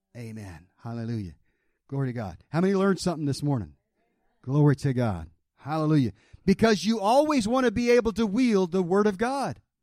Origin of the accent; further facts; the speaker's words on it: the South, United States; I was raised in the South